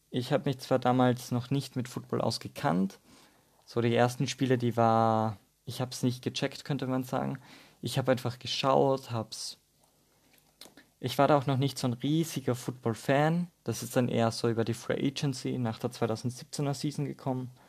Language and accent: German; Austria; accent: Austrian; Vielleicht merkt man es ein bisschen an meinem Dialekt, dass ich aus Österreich komme. Ich versuche so gut wie möglich Hochdeutsch zu reden.